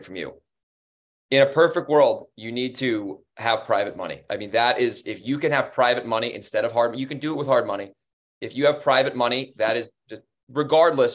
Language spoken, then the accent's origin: English; Monroe, United States; Monroe, my hometown. I live not in that neighborhood, but it's in the same zip code